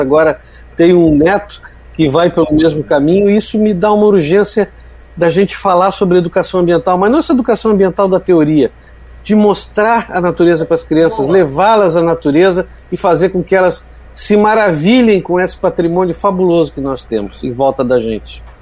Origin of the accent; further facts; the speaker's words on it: Porto Alegre, Rio Grande do Sul, Brazil; now in Praia do Forte, Brazil; Nasci em Porto Alegre, tenho, tenho família lá no Rio Grande do Sul ainda